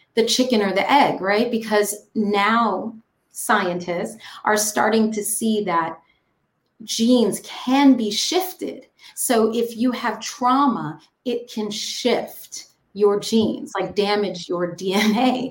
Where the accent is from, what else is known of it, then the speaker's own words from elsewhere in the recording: New York, United States; also born or lived in Jamaica; I grew up on Manhattan and Jamaica